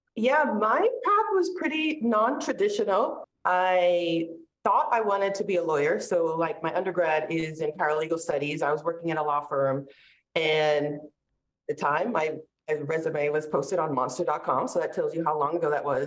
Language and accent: English; North Shore of Massachusetts, United States; also born or lived in St. Petersburg, Florida; now in North Carolina, United States; I grew up on the North Shore of Massachusetts, so we were really close to the beach.